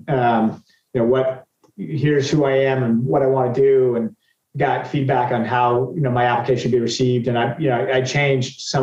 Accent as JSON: {"language": "English", "town": "Boston", "region": "Massachusetts", "country": "United States", "tie": "born or raised there", "said": "I grew up in Boston"}